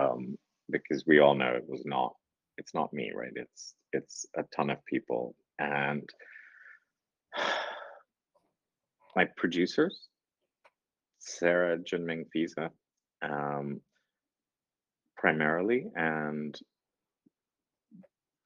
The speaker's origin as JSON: {"language": "English", "country": "Singapore", "said": "we're Singaporean."}